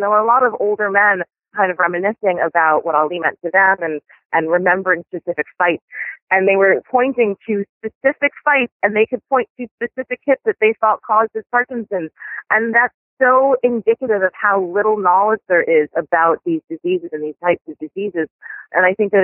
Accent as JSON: {"language": "English", "town": "New York City", "region": "New York", "country": "United States", "tie": "born or raised there", "said": "I grew up in Washington Heights, and I lived there at the time"}